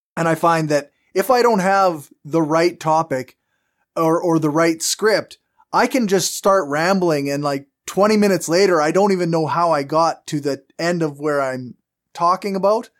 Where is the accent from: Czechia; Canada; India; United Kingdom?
Canada; accent: strong Canadian; I have a very strong Canadian accent